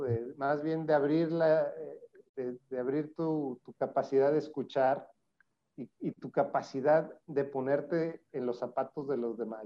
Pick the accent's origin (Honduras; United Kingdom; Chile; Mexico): Mexico; Zacatecas; moved away as an adult; now in Monterrey, Mexico; soy zacatecano, eh, aunque vivo en Monterrey, soy zacatecano, lo digo orgullosamente. allá viví